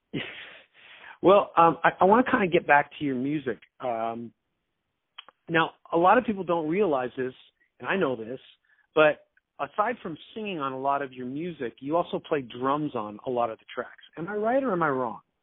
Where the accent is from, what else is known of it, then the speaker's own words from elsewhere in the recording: Canada; also born or lived in Toronto; I'm Canadian. I'm talking from Toronto